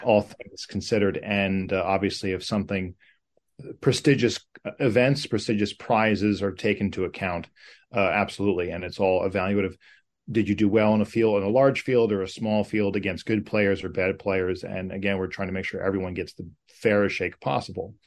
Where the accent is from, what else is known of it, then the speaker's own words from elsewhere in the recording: United States; as an American, uh, in playing North America all my life